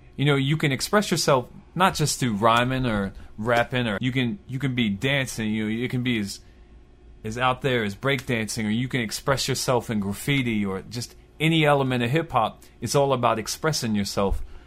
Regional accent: Baltimore, Maryland, United States; I was born in Baltimore, Maryland, in Southwest Baltimore

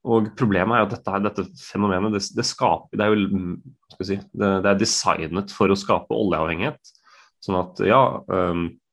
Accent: Norway; som nordmenn

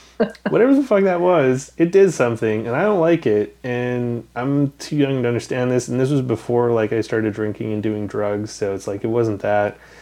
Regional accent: Western Canada, Canada; I grew up in Canada, never really left it much. Western Canada

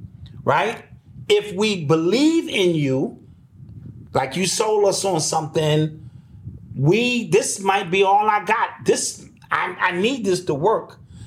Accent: New York City, New York, United States; I'm from the Bronx.

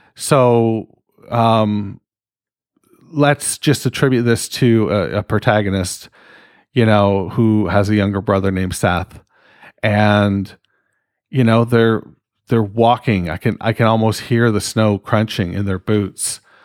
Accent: Canada; I'm fucking Canadian.

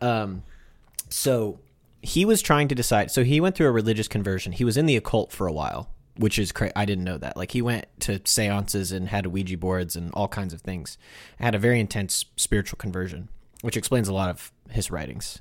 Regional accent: United States; As American Catholics

